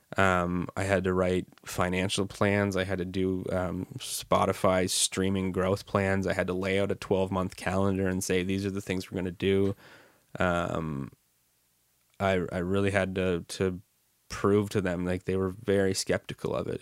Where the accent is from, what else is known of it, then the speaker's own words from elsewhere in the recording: River Bourgeois, Nova Scotia, Canada; my family is from across the, the, the bay. on the other side of the bay, uh, River Bourgeois